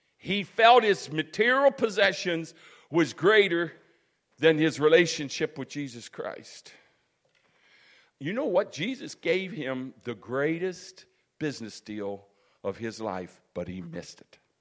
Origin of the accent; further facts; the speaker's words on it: United States; As an American people